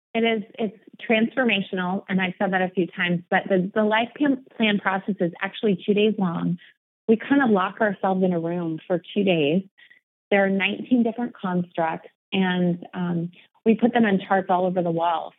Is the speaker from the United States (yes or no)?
yes; Omaha, Nebraska, United States; moved away as an adult; now in Portland, United States; born and bred in Omaha, Nebraska, so I'm a Midwest girl at heart